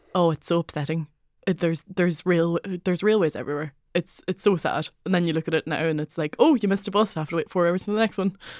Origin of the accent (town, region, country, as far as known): Donegal, Ulster, Ireland; accent: Donegal Irish; moved away; also born or lived in Dublin